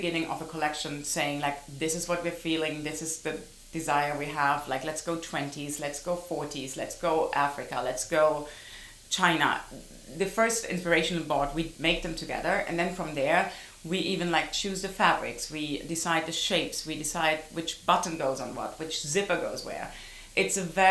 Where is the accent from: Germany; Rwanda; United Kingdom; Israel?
Germany; Heidelberg, Baden-Württemberg; moved away; I came from Heidelberg, a small town in Germany.